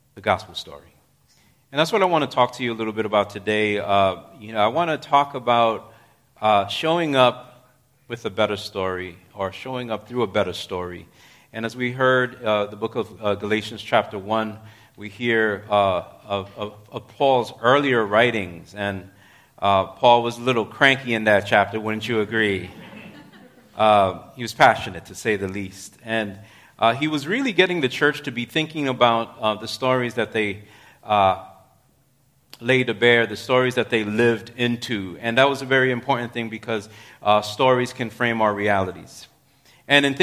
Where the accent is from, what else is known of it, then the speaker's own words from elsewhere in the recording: New York City, New York, United States; I'm in the other New York, right? I'm a New Yorker